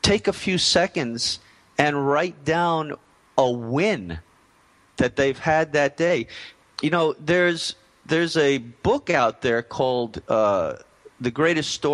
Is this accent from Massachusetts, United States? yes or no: no; Long Island, New York, United States; moved away; I am a fellow New Yorker. I grew up on Long Island.